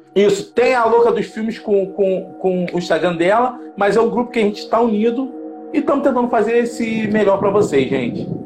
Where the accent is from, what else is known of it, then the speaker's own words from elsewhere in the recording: Rio de Janeiro, Brazil; nós dois somos do Rio de Janeiro